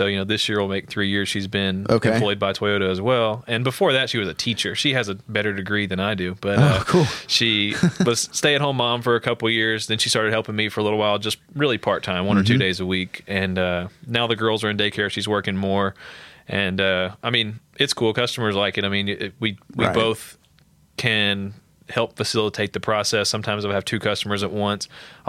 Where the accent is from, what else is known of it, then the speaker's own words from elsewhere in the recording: Sulphur, United States; also born or lived in Colorado / Arizona / California; I'm from Sulphur.